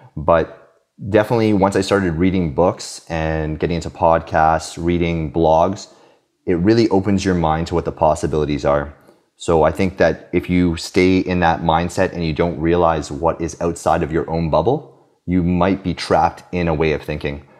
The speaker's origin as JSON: {"language": "English", "country": "Canada", "tie": "born or raised there", "also_born_or_lived": "Romania / Halifax, Nova Scotia / Victoria, British Columbia", "lives_now": "Quebec City, Canada", "said": "I was born in Romania, but actually immigrated to Canada when I was two"}